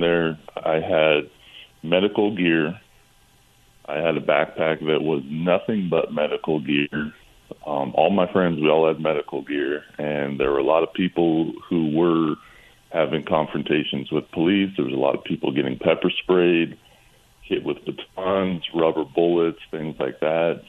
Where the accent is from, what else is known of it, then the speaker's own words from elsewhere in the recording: California, United States; I'm from California